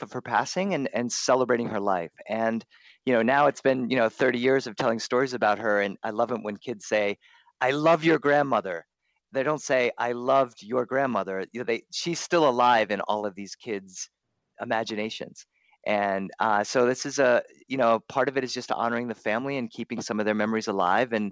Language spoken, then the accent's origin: English; Delaware, United States; also born or lived in Boston, Massachusetts; now in Los Angeles, United States; I was born in Boston, but raised in Delaware.